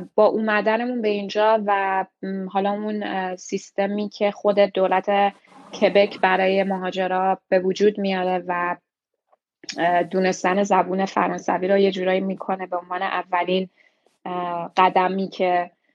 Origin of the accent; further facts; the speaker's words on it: Iran; moved away as an adult; also born or lived in Tehran / Montreal, Canada; now in Toronto, Canada; لیسانس روانشناسی از ایران دادم. و وقتی اومدم کانادا